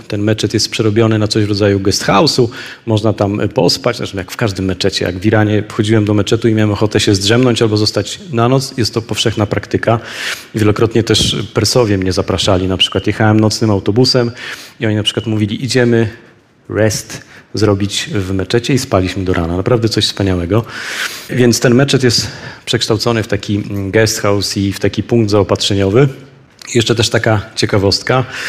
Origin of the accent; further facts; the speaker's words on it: Poland; z Polski